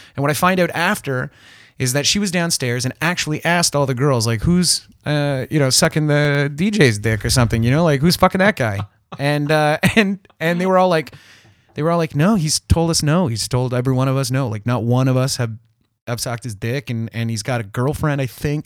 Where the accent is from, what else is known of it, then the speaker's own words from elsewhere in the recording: South River, Ontario, Canada; now in Toronto, Canada; I'm from South River, it's a small place